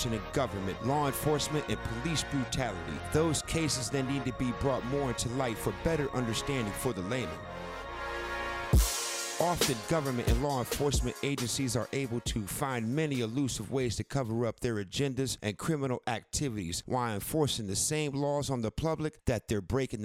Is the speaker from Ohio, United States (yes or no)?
yes; Cleveland, Ohio, United States; I'm from Ohio